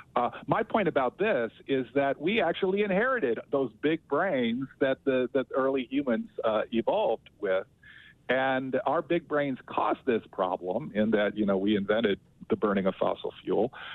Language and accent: English; Las Vegas, Nevada, United States; now in New Orleans, United States; I grew up in Southern Nevada in Las Vegas, so I know Utah pretty well